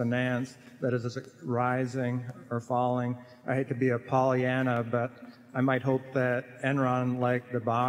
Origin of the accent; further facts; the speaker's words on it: Kansas City, Missouri, United States; from Kansas City.